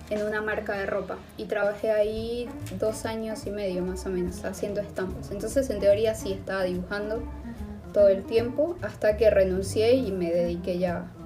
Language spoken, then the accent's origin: Spanish; Andes, Venezuela; accent: Venezuelan and Argentine mix; now in Argentina; somos una gocha más para el, para el podcast.